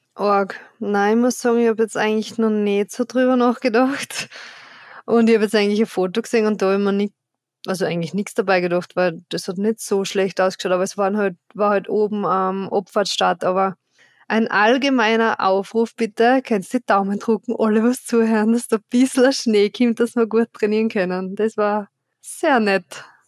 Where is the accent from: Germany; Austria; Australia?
Austria; Styria